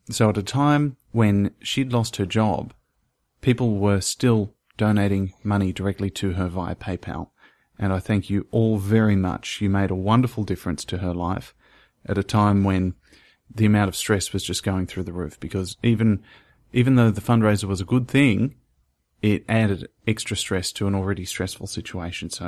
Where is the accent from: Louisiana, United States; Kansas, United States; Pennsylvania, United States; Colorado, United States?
Louisiana, United States; Monroe; accent: southern; A town called Monroe, Louisiana.